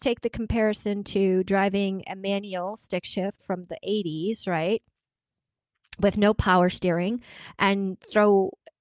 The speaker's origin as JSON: {"language": "English", "country": "Germany", "tie": "born or raised there", "moved": "yes", "said": "I grew up in Germany"}